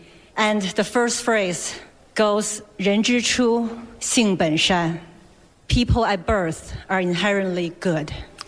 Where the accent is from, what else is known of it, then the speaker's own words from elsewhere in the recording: China; moved away; When I was growing up in China